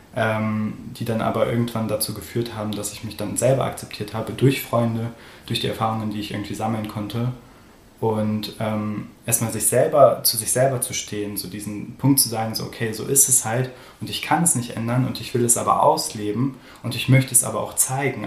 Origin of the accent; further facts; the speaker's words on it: Göttingen, Lower Saxony, Germany; moved away as an adult; also born or lived in Hildesheim / Hannover / Bielefeld; now in Dortmund, Germany; ich bin halt in Göttingen aufgewachsen, da in unterschiedlichen Dörfern